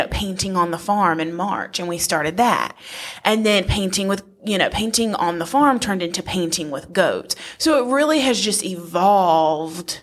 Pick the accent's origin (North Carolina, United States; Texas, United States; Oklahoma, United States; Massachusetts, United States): North Carolina, United States; Wilson; I am from Wilson, so 10 minutes from Lucama, and like I said, raised in a neighborhood